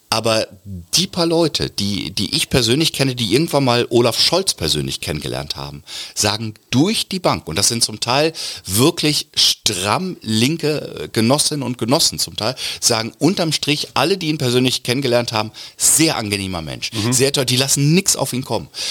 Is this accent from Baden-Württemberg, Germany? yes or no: no; Lower Saxony, Germany; dieses sehr ruhige, gelassene, abwartende ist natürlich sehr niedersächsisch